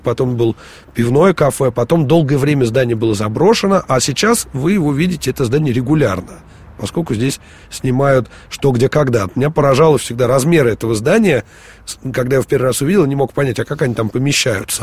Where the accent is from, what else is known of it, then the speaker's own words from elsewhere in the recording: Moscow, Russia; мы, москвичи, будем говорить нескучный, поскольку у нас такая особенная, особенность произношения